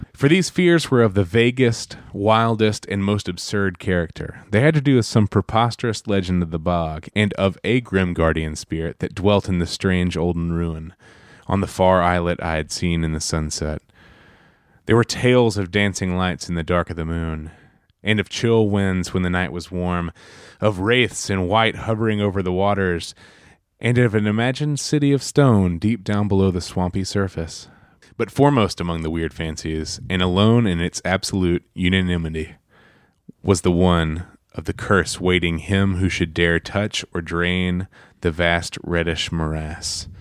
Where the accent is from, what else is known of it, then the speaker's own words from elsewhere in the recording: Alabama, United States; moved away; two dudes from Alabama